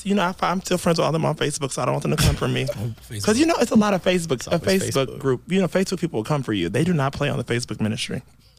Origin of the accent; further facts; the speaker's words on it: Georgia, United States; I know some of them personally growing up in Georgia.